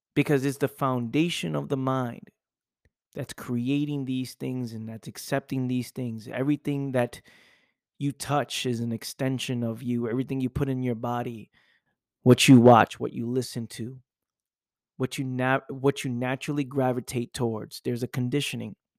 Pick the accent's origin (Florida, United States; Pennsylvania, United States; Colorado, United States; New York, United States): New York, United States; New York City; living in my parents' house, growing up in the Bronx